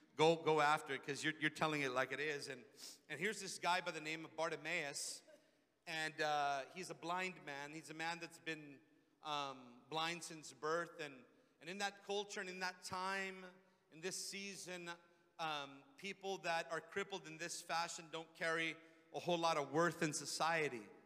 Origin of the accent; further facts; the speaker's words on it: Redondo Beach, California, United States; also born or lived in Hawthorne; back into my hometown, Redondo Beach